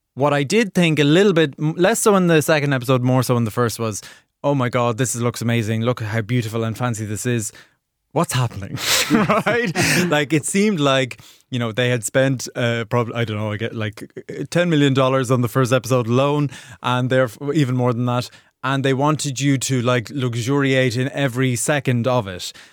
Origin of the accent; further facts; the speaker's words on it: Ireland; accent: Irish; in my Irish accent